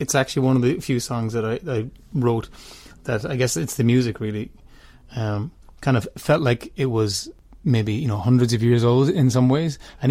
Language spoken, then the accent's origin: English; Clare Island, Connacht, Ireland; because I'm from Clare Island.